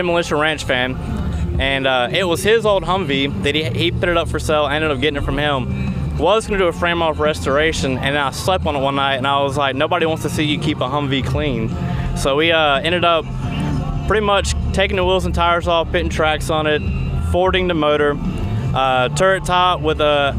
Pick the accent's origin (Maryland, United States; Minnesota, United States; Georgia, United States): Georgia, United States; Atlanta; Atlanta, Georgia.